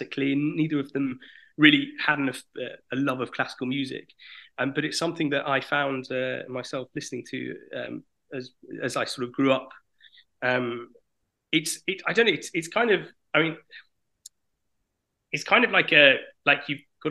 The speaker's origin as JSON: {"language": "English", "country": "United Kingdom", "moved": "as an adult", "lives_now": "France", "said": "initially I'm from Britain, but I lived in France now for the last 6 years"}